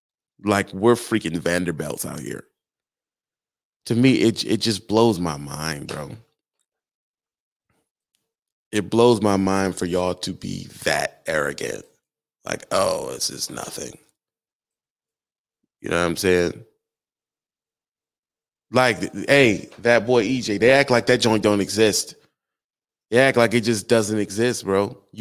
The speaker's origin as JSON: {"language": "English", "region": "Southern United States", "country": "United States", "said": "Yeah, most of y'all, I come from the South."}